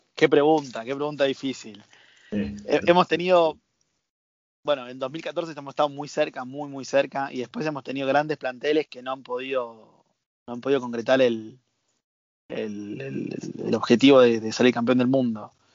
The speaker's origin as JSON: {"language": "Spanish", "country": "Argentina", "said": "como argentino"}